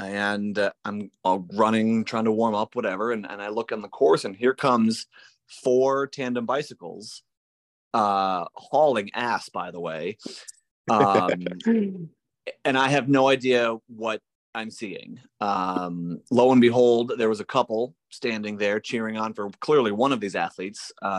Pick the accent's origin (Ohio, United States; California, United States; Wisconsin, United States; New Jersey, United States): Wisconsin, United States; also born or lived in New Hampshire / Texas; I was born in Wisconsin. Moved around quite a bit. My dad worked for a paper company, and so we moved up to northern Wisconsin, out to New Hampshire, back to Wisconsin, and then I went to Texas.